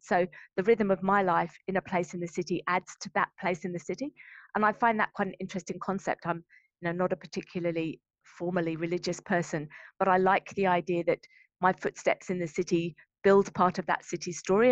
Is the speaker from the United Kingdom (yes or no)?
yes; Brighton, South East England, United Kingdom; moved away as an adult; also born or lived in London; now in Brisbane, Australia; I'm from Brighton